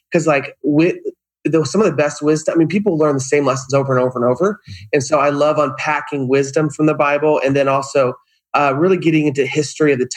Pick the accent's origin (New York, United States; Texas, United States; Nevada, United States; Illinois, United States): New York, United States; Upstate; now in Southern California, United States; Upstate New York.